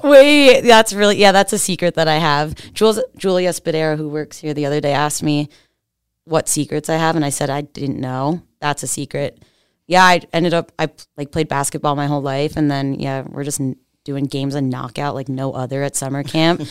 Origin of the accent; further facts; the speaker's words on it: Pennsylvania, United States; I'm from Pennsylvania. The sticks, like, straight up Amish country. Like, horse and buggies go past my house